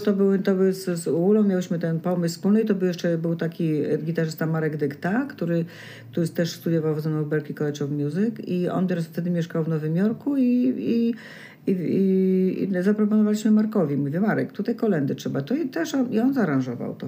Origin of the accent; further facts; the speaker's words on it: Poland; moved away as an adult; Ja z Polski